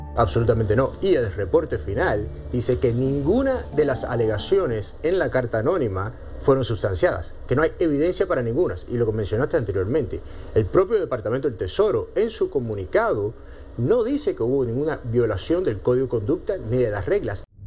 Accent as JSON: {"language": "Spanish", "town": "Miami", "region": "Florida", "country": "United States", "said": "soy americano, después porque a lo mejor soy cubano-americano, y de Miami"}